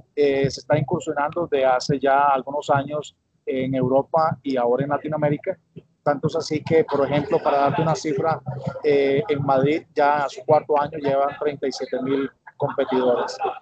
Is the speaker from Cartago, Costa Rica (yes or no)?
no; Alajuela, Costa Rica; Yo soy de la capital del mundo, abuela Costa Rica